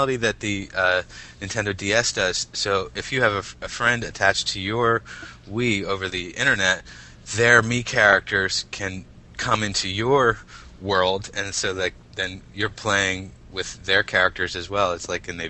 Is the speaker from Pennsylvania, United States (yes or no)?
yes; Philadelphia, Pennsylvania, United States; moved away as an adult; now in Reading, United States; I'm from the Philadelphia area. I actually live in Reading right now. We just moved recently. But, you know, I spent most of my life in the Philadelphia area